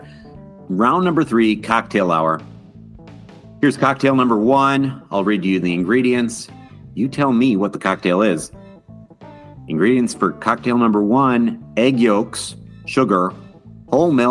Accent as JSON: {"language": "English", "region": "Wisconsin", "country": "United States", "said": "we are from Wisconsin"}